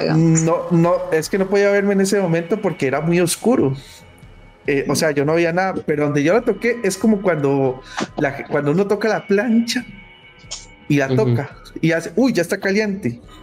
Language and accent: Spanish; Limón, Costa Rica; yo soy de Limón